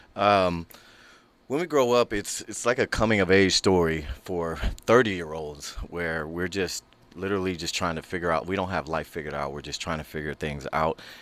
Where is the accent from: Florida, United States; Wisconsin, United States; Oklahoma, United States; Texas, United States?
Texas, United States; Houston; now in Los Angeles, United States; I'm from Houston, Texas